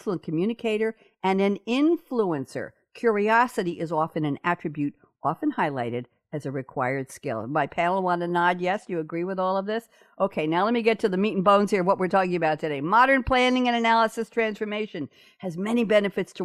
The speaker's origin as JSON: {"language": "English", "town": "New York City", "region": "New York", "country": "United States", "tie": "born or raised there", "said": "I'm a New Yorker, born and bred"}